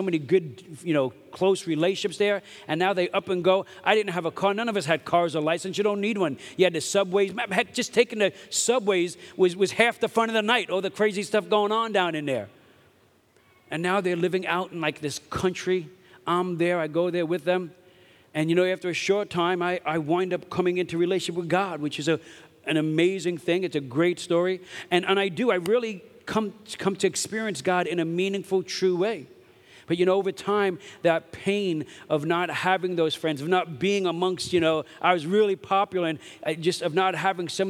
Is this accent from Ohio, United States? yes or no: no; New York City, New York, United States; moved away; I grew up in Brooklyn, New York